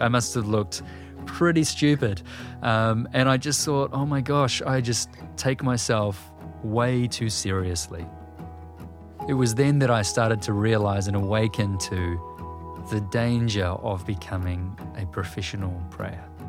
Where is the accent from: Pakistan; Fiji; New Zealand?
New Zealand